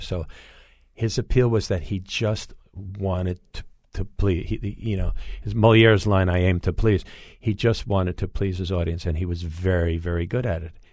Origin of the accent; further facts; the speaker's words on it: East Coast, United States; moved away as an adult; also born or lived in Los Angeles; I moved from Los Angeles back to the East Coast. I'm from the East Coast.